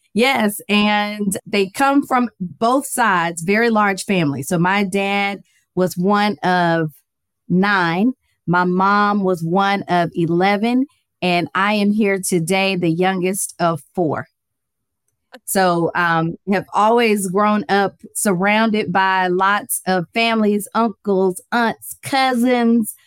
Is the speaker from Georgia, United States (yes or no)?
yes; Atlanta, Georgia, United States; I am from Atlanta, Georgia. Born and raised